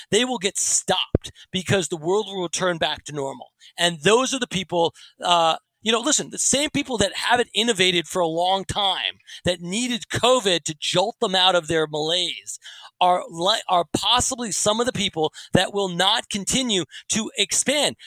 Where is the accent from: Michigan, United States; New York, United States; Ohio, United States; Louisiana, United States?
New York, United States; New York City; I grew up in New York City